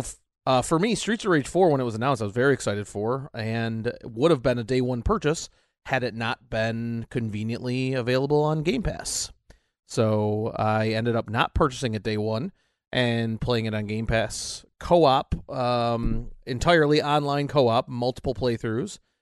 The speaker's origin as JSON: {"language": "English", "country": "United States"}